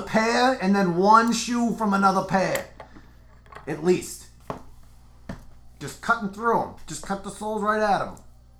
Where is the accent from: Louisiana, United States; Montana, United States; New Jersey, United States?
New Jersey, United States; I'm from New Jersey.